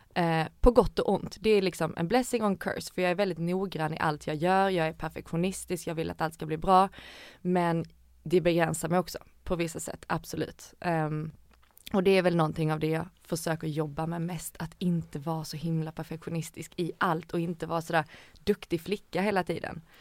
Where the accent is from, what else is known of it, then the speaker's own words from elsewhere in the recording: Ängelholm, Skåne, Sweden; moved away as an adult; also born or lived in Helsingborg / Gothenburg; jag är uppvuxen i Skåne, i Ängelholm